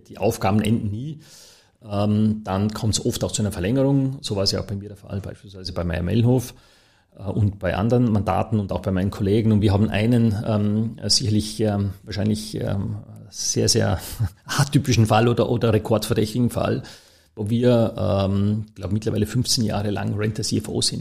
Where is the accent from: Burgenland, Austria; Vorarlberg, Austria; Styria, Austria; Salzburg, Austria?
Vorarlberg, Austria; Dornbirn; moved away as an adult; also born or lived in Toulouse, France / Berlin, Germany; now in Vienna, Austria; ich bin ja gebürtiger Vorarlberger